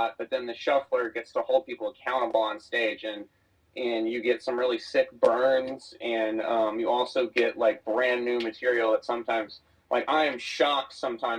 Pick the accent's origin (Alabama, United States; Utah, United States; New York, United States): Alabama, United States; as a kid growing up in Alabama